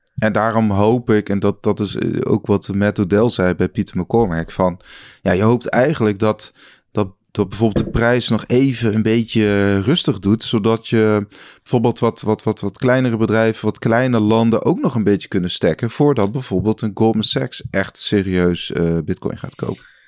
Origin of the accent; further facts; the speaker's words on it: Netherlands; ik als Nederlander